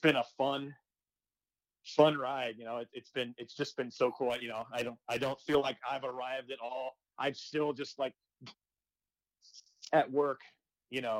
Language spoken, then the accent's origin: English; Arizona, United States; I'm from Arizona